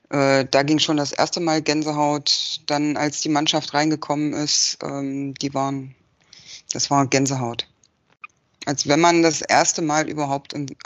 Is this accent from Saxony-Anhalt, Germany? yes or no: yes; Magdeburg, Saxony-Anhalt, Germany; ähm, bin äh, aus Magdeburg und ähm, arbeite hier äh, im Bereich Versicherungen.